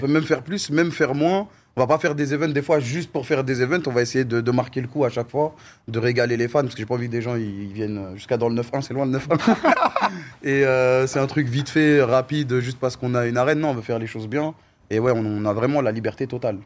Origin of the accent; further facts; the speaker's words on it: Corbeil-Essonnes, Île-de-France, France; je viens de Corbeil-Essonnes